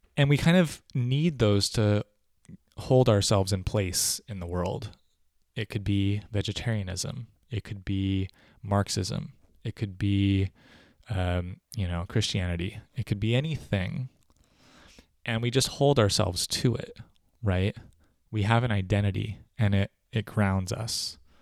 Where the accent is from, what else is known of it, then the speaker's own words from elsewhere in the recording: United States; as an American